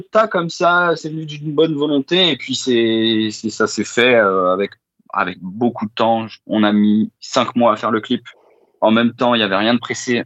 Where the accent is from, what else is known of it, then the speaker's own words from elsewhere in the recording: Val d'Oise, Île-de-France, France; nous on est originaire du Val d'Oise